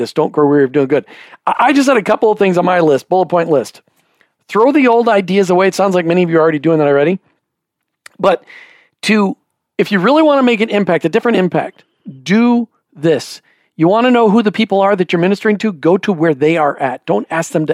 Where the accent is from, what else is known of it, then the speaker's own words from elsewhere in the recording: Minnesota, United States; I grew up in Minnesota, where we learned the saying, no good deed goes unpunished